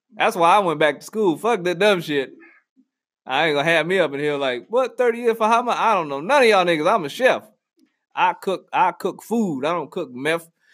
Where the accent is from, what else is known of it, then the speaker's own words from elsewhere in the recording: New Orleans, Louisiana, United States; moved away; I'm from New Orleans